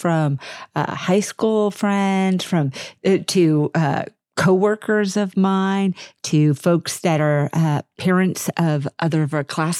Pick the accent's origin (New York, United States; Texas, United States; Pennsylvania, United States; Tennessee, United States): Texas, United States; Houston; moved away as an adult; now in Dallas, United States; I grew up in Houston, and although I grew up in the suburbs